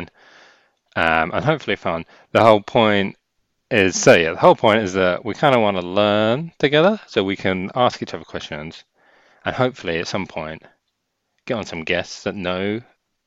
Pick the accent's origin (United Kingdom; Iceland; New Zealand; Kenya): United Kingdom; England; we're English